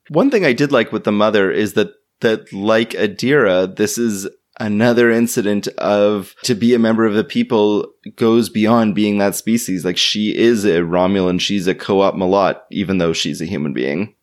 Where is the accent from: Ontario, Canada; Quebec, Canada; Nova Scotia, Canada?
Ontario, Canada; Toronto; my hometown